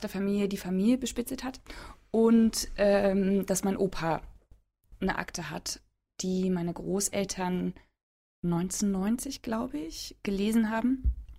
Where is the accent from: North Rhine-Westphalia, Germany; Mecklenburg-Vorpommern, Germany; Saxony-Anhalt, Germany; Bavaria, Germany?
Saxony-Anhalt, Germany; Halle; moved away as an adult; also born or lived in London; Ich bin in Halle-Saale geboren